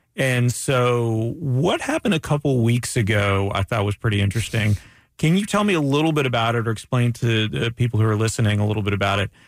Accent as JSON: {"language": "English", "town": "Ormond Beach", "region": "Florida", "country": "United States", "tie": "born or raised there", "also_born_or_lived": "Orlando", "said": "growing up in Ormond Beach"}